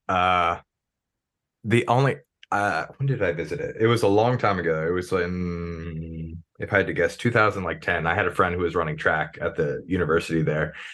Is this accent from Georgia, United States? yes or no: no; Maryland, United States; So I'm from Maryland